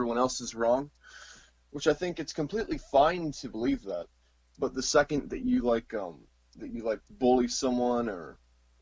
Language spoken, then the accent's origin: English; Missouri, United States; I'm from America, Missouri specifically